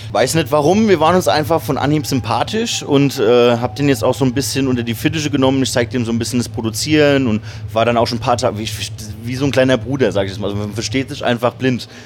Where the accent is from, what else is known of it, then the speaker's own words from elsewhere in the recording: Kaiserslautern, Rhineland-Palatinate, Germany; ich bin ja auch in Kaiserslautern aufgewachsen